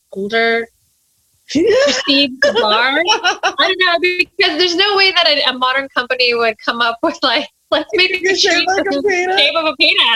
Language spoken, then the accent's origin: English; Mexico; moved away; I grew up in Mexico